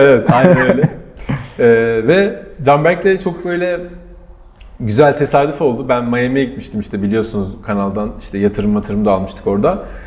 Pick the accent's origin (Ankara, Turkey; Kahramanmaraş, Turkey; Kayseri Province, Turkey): Ankara, Turkey; benim hep burada büyüdüğüm Ankara Çay Yolu'nda